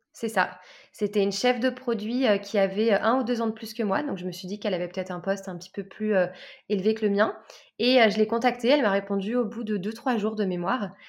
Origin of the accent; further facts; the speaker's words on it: Lyon, Auvergne-Rhône-Alpes, France; moved away as an adult; also born or lived in south of France; Je suis de Lyon à la base